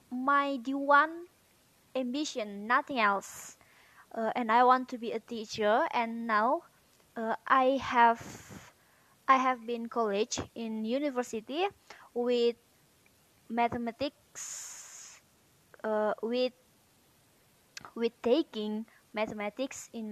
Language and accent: English; Medan, North Sumatra, Indonesia; English is a second language; Uh, I'm from Medan, and mm, the name of my city is Siramanik. I'm 18 years old.